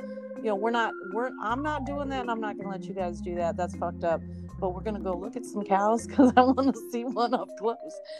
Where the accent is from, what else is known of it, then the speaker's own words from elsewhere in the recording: Southern California, United States; moved away; also born or lived in Texas; I was from Southern California